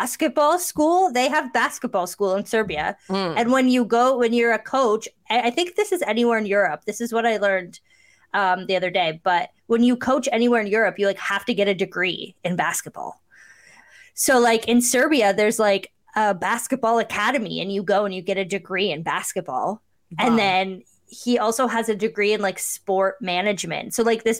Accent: Cambridge, Ontario, Canada; I'm from Cambridge, but I pretend that I'm from Kitchener because no one wants to be from Cambridge.

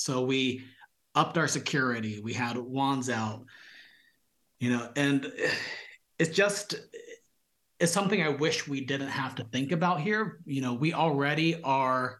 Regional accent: Visalia, California, United States; also born or lived in San Francisco; I grew up here in Visalia in the 90s

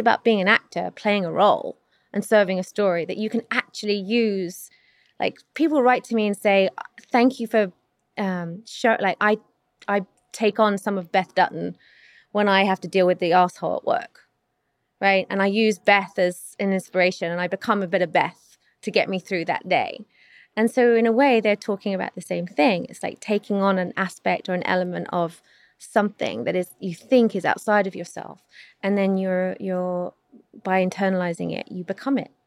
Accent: London, United Kingdom; I'm not American, so I grew up in South London, England.

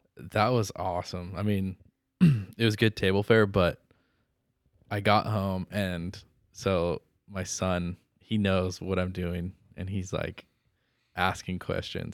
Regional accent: Santa Maria, California, United States; I grew up in Santa Maria, so we do Santa Maria barbecue

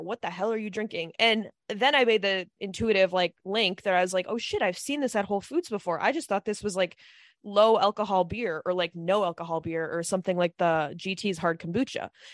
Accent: Midwest, United States; moved away; we're from the Midwest

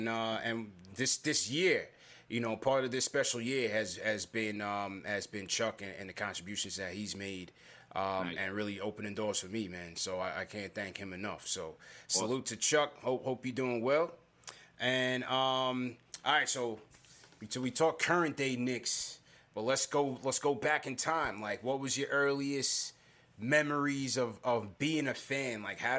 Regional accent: Jamaica; being Jamaican, obviously, Ewan, that's a cult figure in the community.

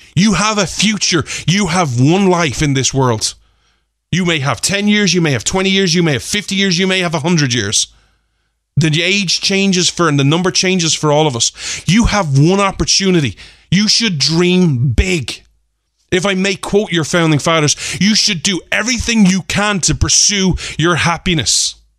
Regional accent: Ireland; me as an Irishman

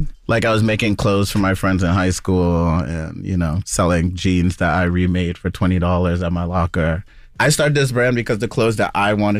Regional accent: Queens, New York, United States; I live in Brooklyn on this side here, too, but yeah. I'm from Left Rack City. I'm from Queens.

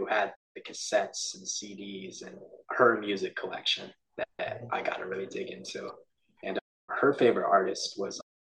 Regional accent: Texas, United States; also born or lived in Oklahoma City; I'm 24 right now. I grew up in Texas my whole life, but spent a couple years in Oklahoma City a few years back.

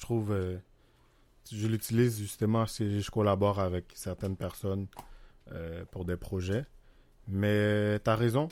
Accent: Haiti; now in Laval, Canada; Je suis né en Haïti, j'ai grandi là-bas

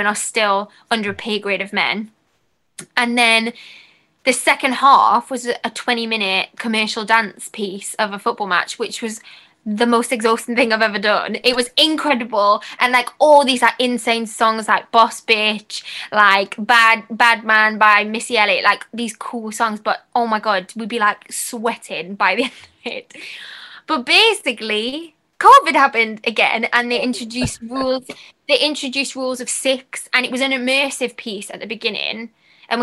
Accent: Newcastle upon Tyne, North East England, United Kingdom; I'm from Newcastle

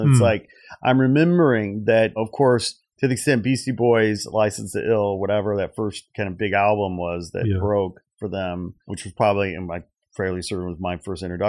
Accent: Portage, Indiana, United States; also born or lived in Gary; You know, Gary, Indiana, where I was born. Blacks lived in Gary, Indiana, and then all the white folks lived 10 miles east, so to speak, near the beach, Portage, where I grew up.

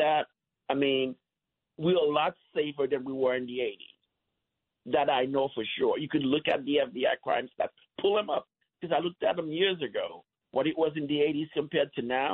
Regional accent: New York, United States; now in New Jersey, United States; I grew up in New York. I'm 52 years old.

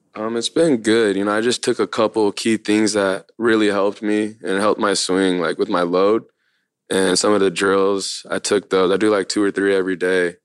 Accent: Long Beach, California, United States; also born or lived in Lakewood, California; Born in Long Beach, and then once I was, like, eight or nine, moved to Lakewood, which is right around the corner.

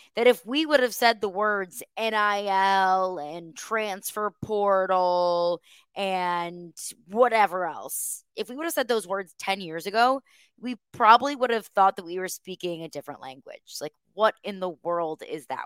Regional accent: St. Louis, Missouri, United States; now in Nashville, United States; The state of Missouri, state actually, that's where I'm from. I'm from Saint Louis

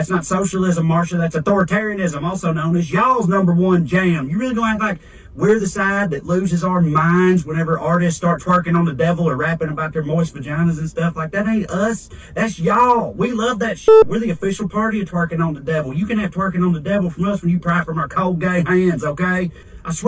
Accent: Tennessee, United States; my home state of Tennessee

